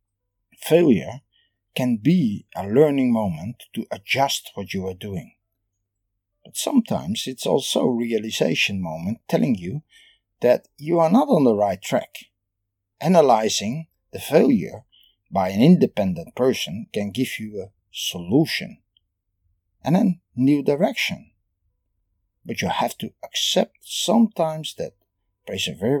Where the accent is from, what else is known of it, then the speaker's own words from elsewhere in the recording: Netherlands; I am from the Netherlands